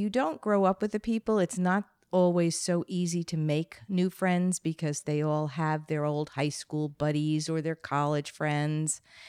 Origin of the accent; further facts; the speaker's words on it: Plainview, New York, United States; moved away as an adult; also born or lived in Bronx, New York / California; now in Connecticut, United States; I was born in the Bronx, and I then moved to Long Island when I was six.